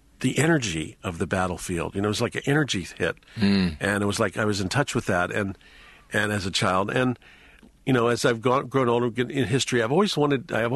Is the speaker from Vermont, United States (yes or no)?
no; Virginia, United States; I grew up in Virginia